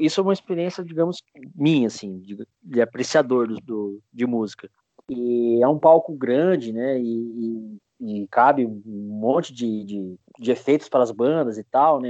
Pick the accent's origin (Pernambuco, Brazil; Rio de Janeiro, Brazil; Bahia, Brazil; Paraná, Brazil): Paraná, Brazil; Curitiba; em Curitiba, que é a cidade onde eu nasci e onde eu moro até hoje